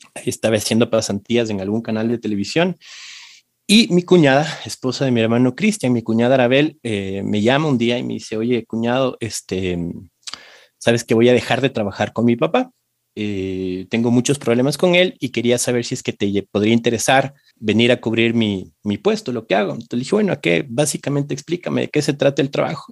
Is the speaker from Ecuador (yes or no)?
yes; Quito, Pichincha, Ecuador; hace 41 años en Quito, este, eh, nací en una familia